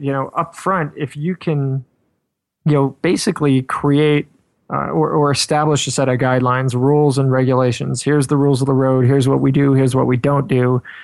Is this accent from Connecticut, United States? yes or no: no; New York, United States; I'm from New York